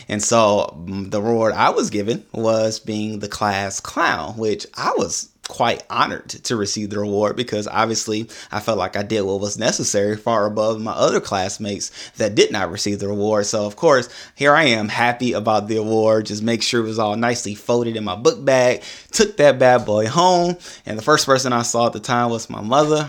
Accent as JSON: {"language": "English", "town": "Augusta", "region": "Georgia", "country": "United States", "tie": "born or raised there", "said": "I was born in Augusta, Georgia"}